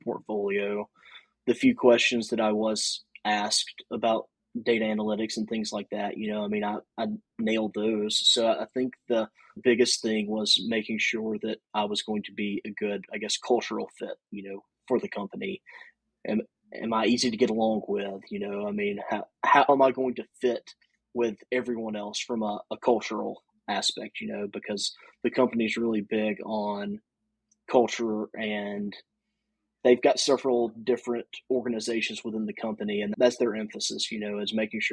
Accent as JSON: {"language": "English", "region": "Louisiana", "country": "United States", "said": "I'm from Louisiana"}